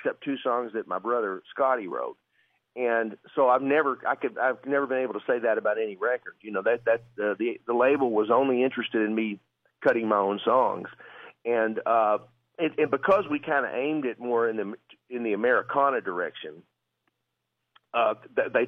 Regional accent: Arkansas, United States; I'm from Arkansas

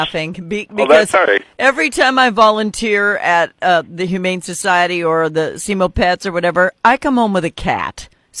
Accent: North Dakota, United States; moved away; I'm from North Dakota originally

